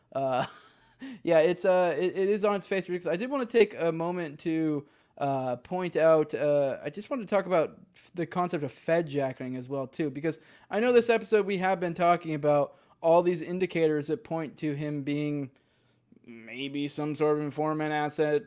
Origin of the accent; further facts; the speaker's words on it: Northeast, United States; I grew up in the Northeast